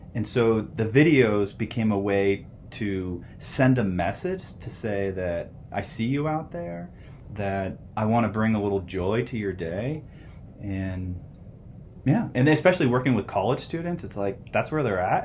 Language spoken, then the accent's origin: English; Phoenix, Arizona, United States; also born or lived in Ohio; now in Flagstaff, United States; I grew up in Phoenix. Uh, I was born in Ohio, but like a lot of people, we moved to Arizona